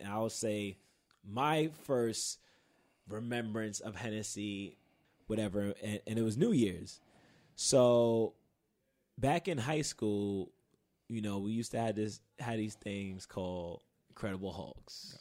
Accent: New York, United States; I'm from Queens

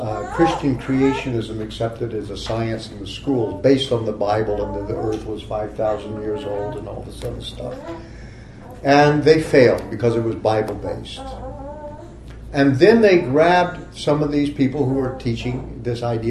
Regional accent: Texas, United States; moved away; also born or lived in Oklahoma; a part of my youth, I grew up in Texas and Oklahoma

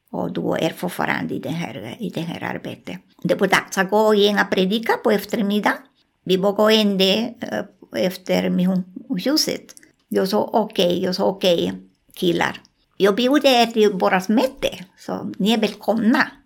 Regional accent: Colombia; Swedish is a second language; moved away; also born or lived in Peru; Jag var en stund jag bodde i Amazonas i Peru. Alltså ah, jag kommer från Colombia.

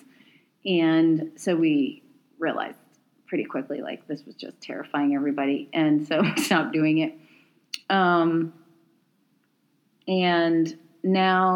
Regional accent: East Coast, United States; also born or lived in Portland / Chicago; now in Pacific Northwest, United States; I'm in the Pacific Northwest and I'm from the East Coast.

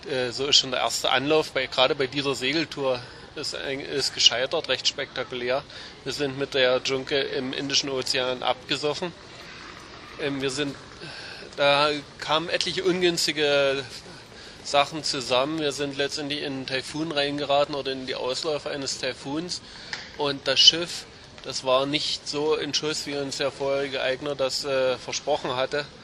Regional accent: Thuringia, Germany; moved away as an adult; Seit, seit dem Fall der Mauer, ich bin aus Thüringen, bin ich mehr oder weniger ständig unterwegs in der Welt.

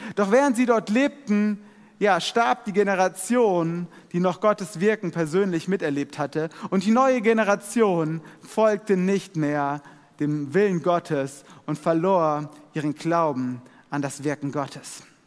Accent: Germany; wir als Deutsche

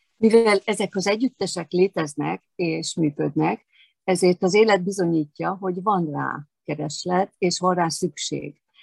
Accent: Eger, Heves, Hungary; moved away; also born or lived in Veszprém; én egri születésű vagyok

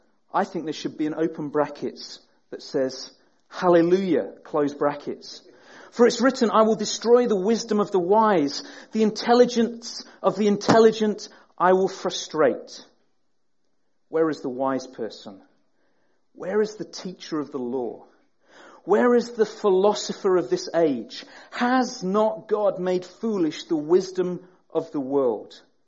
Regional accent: Peterborough, East of England, United Kingdom; As Graham says, we're from Peterborough. We're from the flatlands, where there are no hills whatsoever.

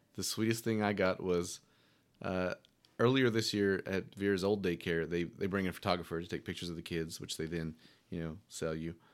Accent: Powhatan, Virginia, United States; growing up in Powhatan

